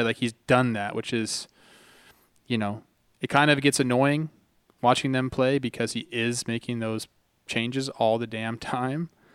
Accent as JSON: {"language": "English", "town": "Santa Clarita", "region": "California", "country": "United States", "tie": "born or raised there", "said": "where I grew up, it's called the Santa Clarita Valley"}